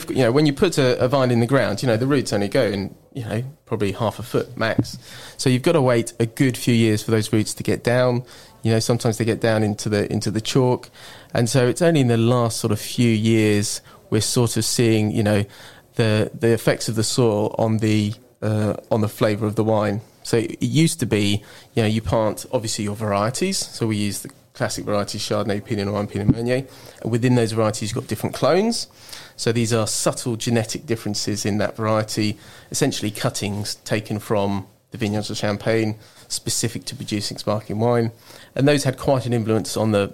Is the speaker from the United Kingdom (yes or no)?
yes; Reading, South East England, United Kingdom; also born or lived in France; now in Marlow, United Kingdom; I'm from the Thames Valley, born in Reading